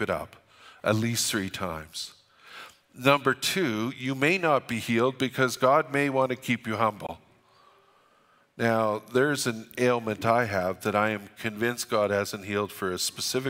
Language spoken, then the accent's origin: English; Alberta, Canada; We're from Alberta